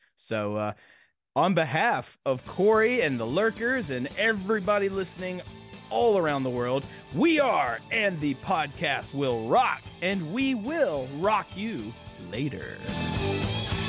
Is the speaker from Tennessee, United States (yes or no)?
yes; Nashville, Tennessee, United States; I'm from Nashville